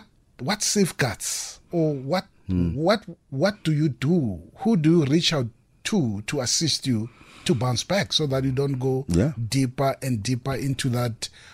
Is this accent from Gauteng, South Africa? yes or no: yes; Mabopane, Gauteng, South Africa; I'm from Mabupan. I can claim you as well.